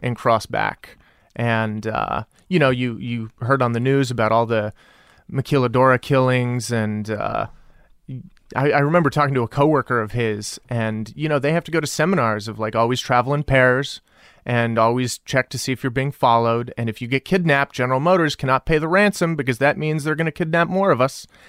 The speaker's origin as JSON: {"language": "English", "town": "El Paso", "region": "Texas", "country": "United States", "tie": "born or raised there", "also_born_or_lived": "San Francisco", "moved": "yes", "said": "I grew up in El Paso, Texas."}